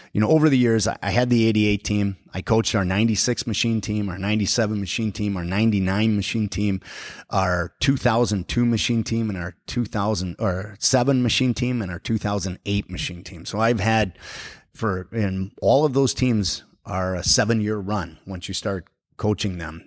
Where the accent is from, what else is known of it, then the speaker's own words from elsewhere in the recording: Forest Lake, Minnesota, United States; growing up in Forest Lake, we didn't have an ice arena when I was in high school